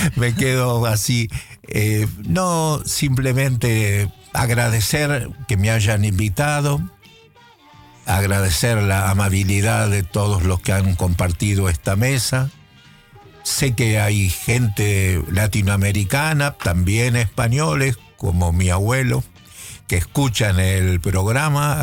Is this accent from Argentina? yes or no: yes; Buenos Aires, Argentina; moved away as an adult; also born or lived in Netherlands; yo como intelectual porteño, eh, criado en la ciudad de Buenos Aires